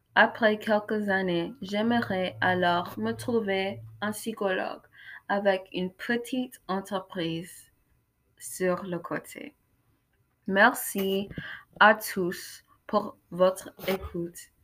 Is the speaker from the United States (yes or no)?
yes; Kansas City, Missouri, United States; French is a second language; Je viens de Kansas City, Missouri et je suis en 9e